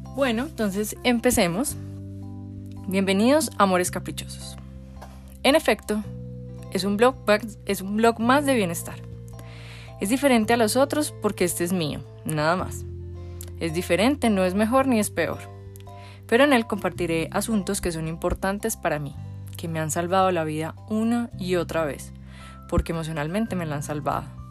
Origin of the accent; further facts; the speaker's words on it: Medellín, Antioquia, Colombia; Nací en Medellín, Colombia